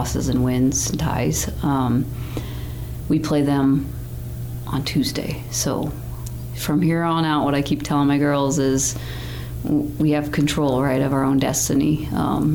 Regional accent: Missoula, Montana, United States; I grew up here in Missoula

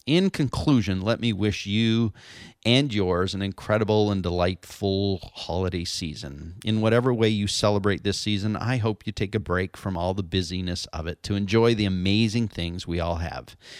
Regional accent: London, Ontario, Canada; now in San Diego, United States; my hometown of London, Ontario, Canada

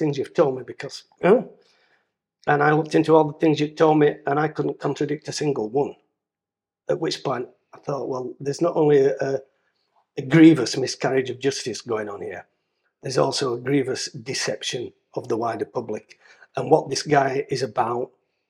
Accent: Dewsbury, Yorkshire and the Humber, United Kingdom; moved away as an adult; I'm Dewsbury born and bred

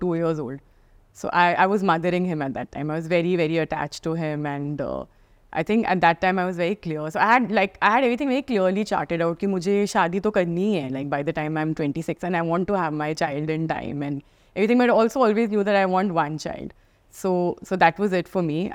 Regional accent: Delhi, India; moved away as an adult; born and brought up in Delhi

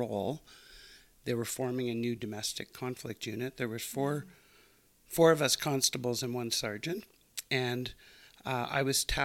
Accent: Montreal, Quebec, Canada; moved away as an adult; now in Calgary, Canada; I grew up in Montreal

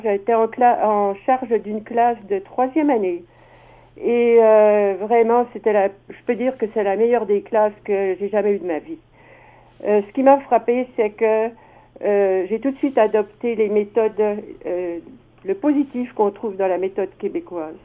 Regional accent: Dijon, Bourgogne-Franche-Comté, France; moved away as an adult; also born or lived in Montreal / Lac Saint-Jean / Etobicoke; now in Mississauga, Canada; je viens de Dijon, où je suis née

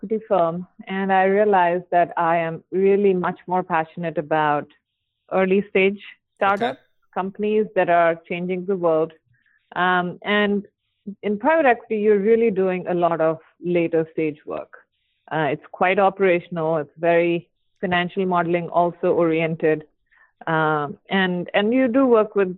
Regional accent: India; moved away as an adult; now in San Francisco, United States; I grew up in India

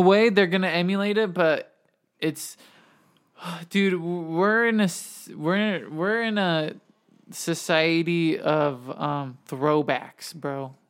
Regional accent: Arizona, United States; growing up in Arizona

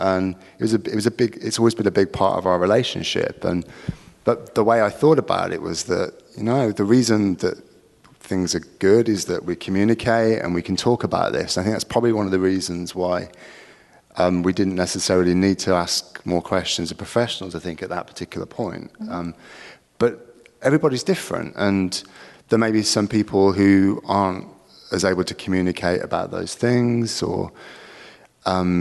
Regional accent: England, United Kingdom; we're English

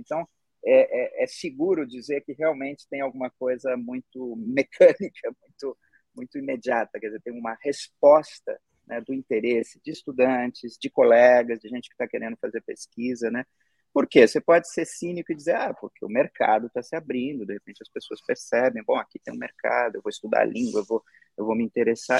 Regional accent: Brazil; now in United States; eu sou brasileiro

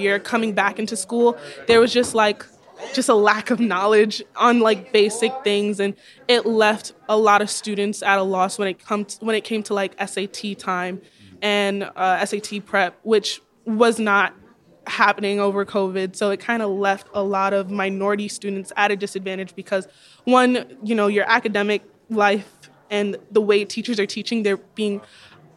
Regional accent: New York, United States; I'm from New York

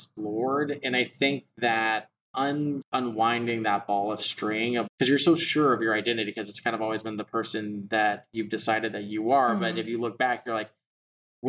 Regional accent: Texas, United States; growing up in Texas

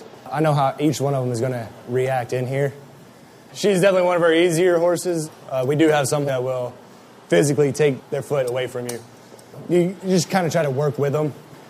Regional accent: Kentucky, United States; moved away; I am originally from Kentucky.

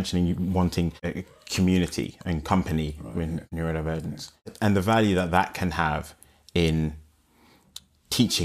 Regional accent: London, United Kingdom; growing up in London

